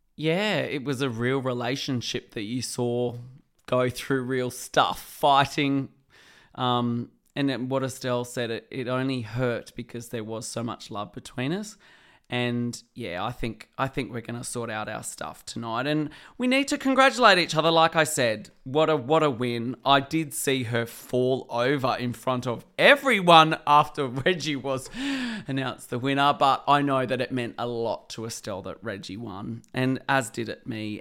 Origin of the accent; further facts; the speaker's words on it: Sydney, New South Wales, Australia; also born or lived in Blue Mountains; Western Sydney, where I grew up, the Hawkesbury and South West Sydney